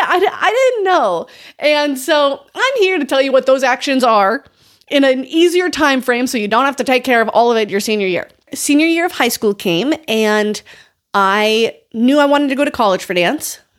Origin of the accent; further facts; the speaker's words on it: North Dakota, United States; that's still an eight hour drive from my hometown